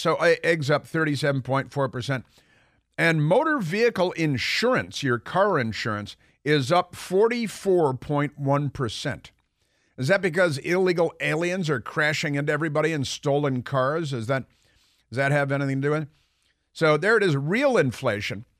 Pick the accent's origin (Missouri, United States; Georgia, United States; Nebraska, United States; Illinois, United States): Illinois, United States; Chicago; I grew up in Chicago